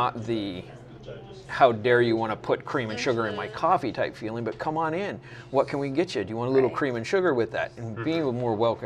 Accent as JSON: {"language": "English", "region": "Southern California", "country": "United States", "tie": "born or raised there", "moved": "yes", "lives_now": "Washougal, United States", "said": "I grew up in Southern California"}